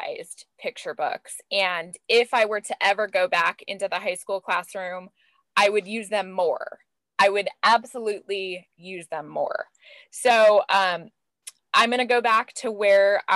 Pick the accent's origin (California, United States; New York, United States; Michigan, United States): California, United States; LA County, Southern; also born or lived in Orange County, California; I grew up in Southern California in LA County